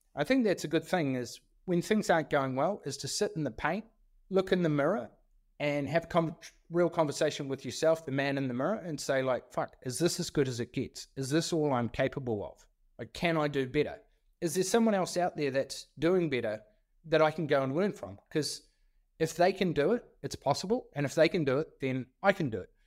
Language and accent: English; Stewart Island, Southland, New Zealand; also born or lived in Nelson, New Zealand; I grew up in Stewart Island.